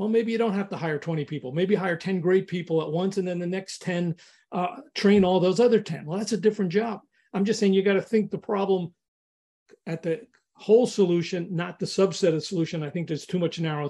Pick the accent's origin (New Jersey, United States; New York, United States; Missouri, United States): New York, United States; I grew up in New York